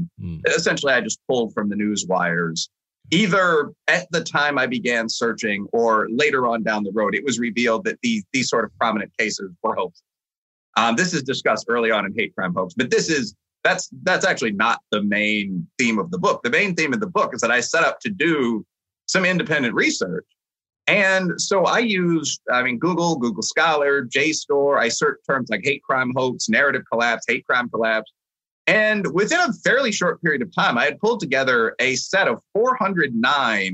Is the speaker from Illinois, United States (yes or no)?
yes; Chicago, Illinois, United States; moved away; I came back home for a period of time while I was attending grad school. My mother was very sick. And, you know, I took the Chicago Tribune. I had a lot of friends that went to, you know, Loyola, DePaul, UChicago, the schools in the area, because I'm a Chicagoan by background.